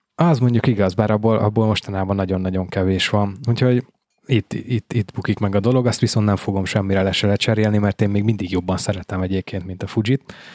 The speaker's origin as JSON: {"language": "Hungarian", "region": "Veszprém County", "country": "Hungary", "tie": "born or raised there", "said": "én ugye Veszprém megyei vagyok, tehát nekünk a Veszprém megyei napló járt"}